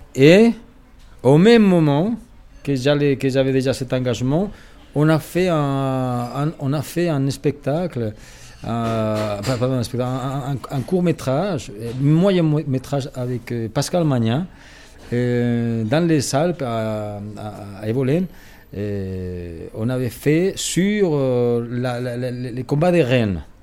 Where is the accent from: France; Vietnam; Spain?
Spain; moved away as an adult; now in Switzerland; je parle, que je suis espagnol